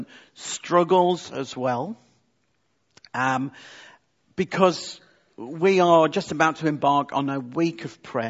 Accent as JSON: {"language": "English", "country": "United Kingdom", "said": "we are British"}